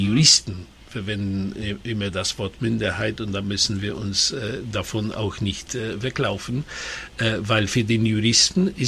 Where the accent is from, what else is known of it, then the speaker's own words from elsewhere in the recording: Silesian Voivodeship, Poland; Ich, ich werde aber immer äh, gerne sagen, ich bin ein äh, Schlesier.